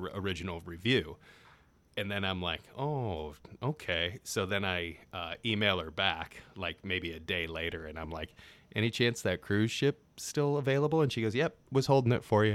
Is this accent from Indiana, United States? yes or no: yes; South Bend, Indiana, United States; moved away; also born or lived in Cleveland, Ohio / Detroit, Michigan; I grew up in South Bend